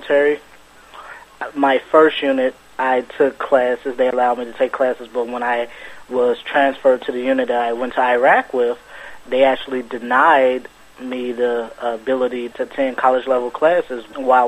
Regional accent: Chicago, Illinois, United States; I was born and raised in Chicago, and I was actually 19 when I joined

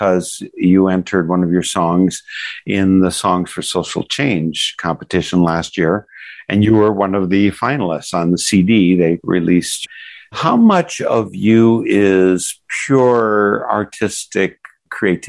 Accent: Wisconsin, United States; moved away; also born or lived in Africa; I was born and raised in Wisconsin

